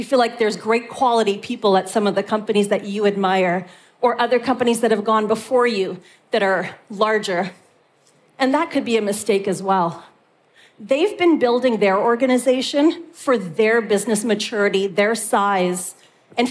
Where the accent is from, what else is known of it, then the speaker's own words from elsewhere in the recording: Canada; moved away as an adult; now in Europe; being a Canadian who moved to Europe in order to build an organization